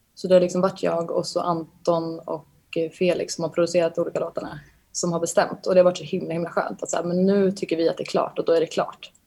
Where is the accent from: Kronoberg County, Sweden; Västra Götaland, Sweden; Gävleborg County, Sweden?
Gävleborg County, Sweden; Bollnäs; moved away as an adult; now in Stockholm, Sweden; hur jag växte upp och var i Bollnäs